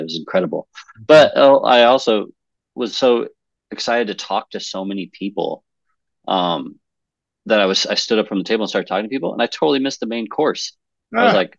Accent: Nebraska, United States; also born or lived in Los Angeles; now in New York, United States; I grew up in Nebraska

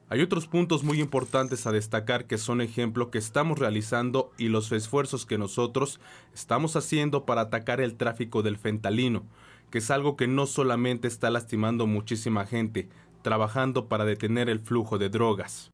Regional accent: Mexico; moved away; nos representa como buenos mexicanos

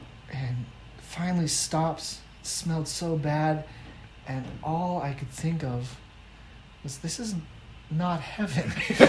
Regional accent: Seattle, Washington, United States; And on top of that, I'm from Seattle. And I'm not used to hot summers.

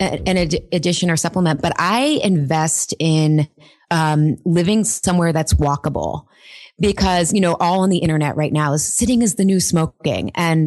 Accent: Pittsburgh, Pennsylvania, United States; So I grew up, Pittsburgh is a very blue collar working town. My parents were city school teachers. We were very solidly middle class.

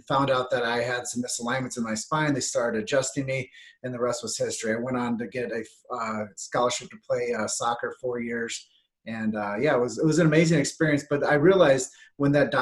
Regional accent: Davenport, Iowa, United States; my hometown, which is Davenport, Iowa

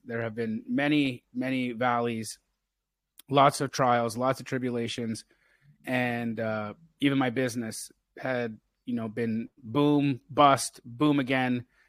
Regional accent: Calgary, Alberta, Canada; I grew up in Calgary, Alberta, Canada

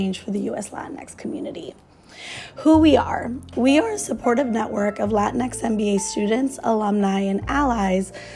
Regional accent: Chicago, Illinois, United States; now in San Francisco, United States; I grew up in Chicago

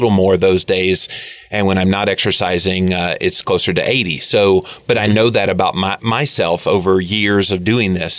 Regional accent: the South, United States; accent: Southern; with a Southern accent

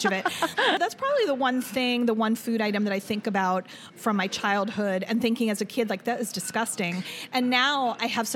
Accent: Pittsburgh, Pennsylvania, United States; moved away as an adult; now in Cleveland, United States; I grew up in Pittsburgh.

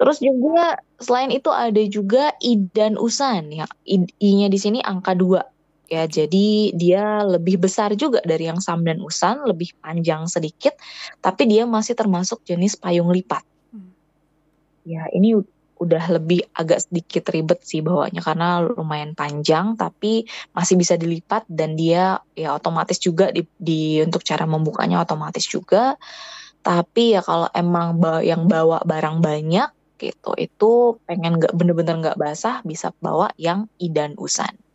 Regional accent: Indonesia; moved away as an adult; now in South Korea

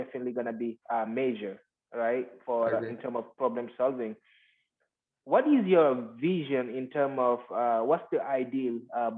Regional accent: Guinea; moved away; the street that I grew up in Guinea, right. West Africa

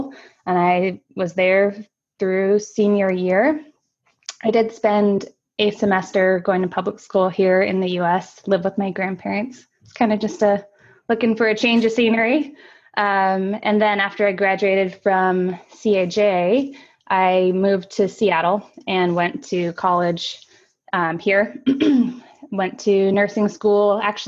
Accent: Tokyo, Japan; So I grew up in Tokyo. My parents are both teachers. We moved there for my dad's job as an English professor.

